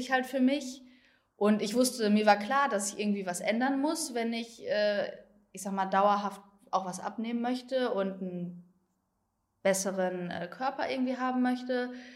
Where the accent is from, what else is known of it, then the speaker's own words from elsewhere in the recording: Herne, North Rhine-Westphalia, Germany; ich komme aus Herne, das ist in NRW